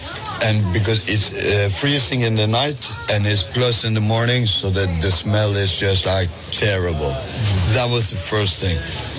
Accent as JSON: {"language": "English", "country": "Norway", "said": "Yeah, I'm from Norway."}